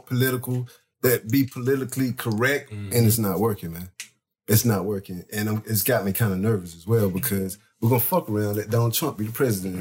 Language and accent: English; Troy, North Carolina, United States; from Montgomery County, my hometown, Troy, North Carolina